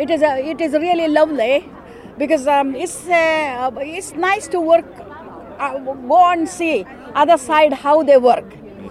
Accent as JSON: {"language": "English", "region": "London", "country": "United Kingdom", "moved": "as an adult", "said": "I'm from London. … And I came to work here in the hospital, Noble Hospital."}